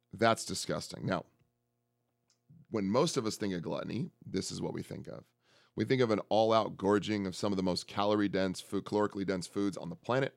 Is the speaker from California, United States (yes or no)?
yes; San Francisco, California, United States; I'm from San Francisco